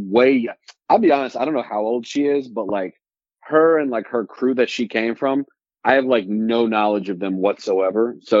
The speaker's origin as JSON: {"language": "English", "town": "Durham", "region": "North Carolina", "country": "United States", "tie": "born or raised there", "moved": "yes", "lives_now": "New York, United States", "said": "my hometown, which is Durham, North Carolina"}